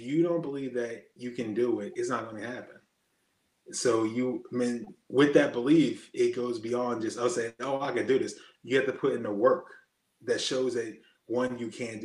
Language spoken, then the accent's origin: English; Erie, Pennsylvania, United States; I'm just from Erie, Pennsylvania